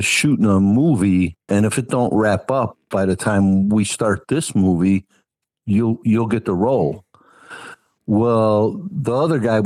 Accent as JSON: {"language": "English", "town": "Chicago", "region": "Illinois", "country": "United States", "tie": "born or raised there", "first_language": "English", "said": "I grew up on the South Side and lived by the stockyards"}